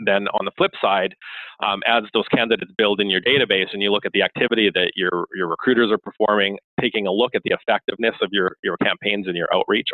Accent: Canada; I am Canadian.

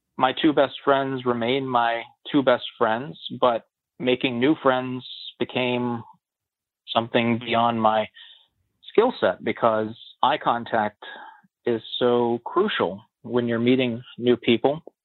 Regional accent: West Virginia, United States; I had planned to go to West Virginia University, the giant state school in my home state where my best friends were going

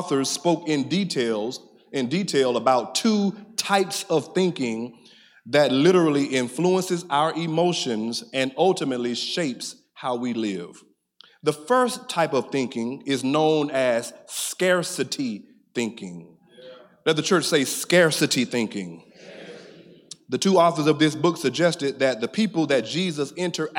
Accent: Middle Georgia, United States; I'm your cousin from Middle Georgia

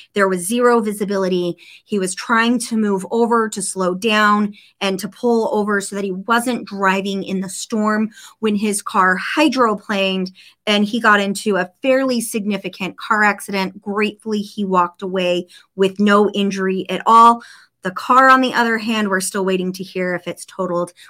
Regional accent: Snowflake, Arizona, United States; born or raised there; moved away

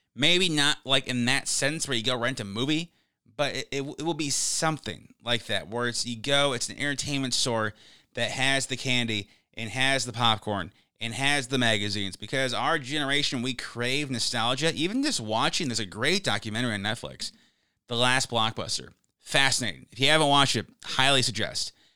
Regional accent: United States; I'm an American

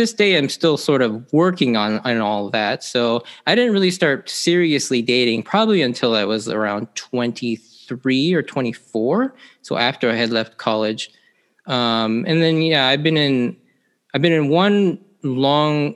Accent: Seattle, Washington, United States; I grew up here in the Seattle area pretty much my entire life.

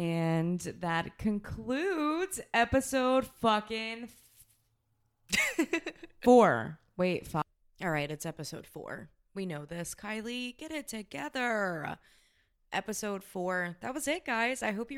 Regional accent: Kentucky, United States; We're from Southern

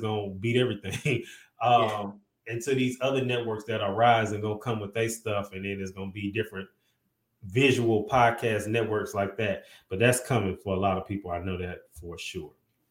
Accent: St. Louis, Missouri, United States; I'm from St. Louis

